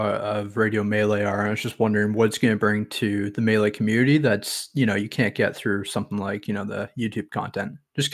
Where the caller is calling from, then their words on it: Canada; Hey, how's it going? … from Canada.